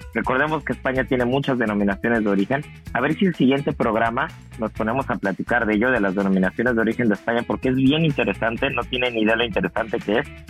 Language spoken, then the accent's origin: Spanish; Mexico; now in Miami, United States; también somos mexicanos